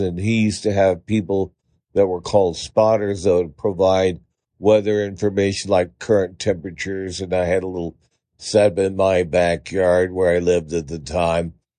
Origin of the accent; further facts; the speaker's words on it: Pittsburg, California, United States; now in Medford, United States; I grew up in the San Francisco Bay Area in the town of Pittsburgh, the one without the H in it. We, I lived in Pittsburgh, California